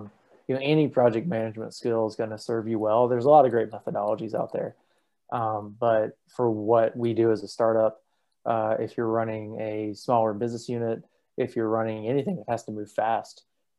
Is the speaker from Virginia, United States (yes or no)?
no; Tuscaloosa, Alabama, United States; also born or lived in Southeast US; I'm from all over the place. My parents served in the military. My dad was active duty Army for 28 years. So I've lived all over the Southeast. Tuscaloosa, Alabama is where I call home.